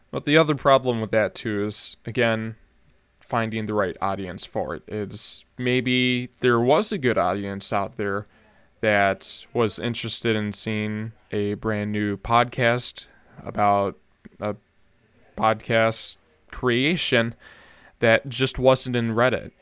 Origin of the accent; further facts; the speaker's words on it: Minnesota, United States; I'm from Minnesotan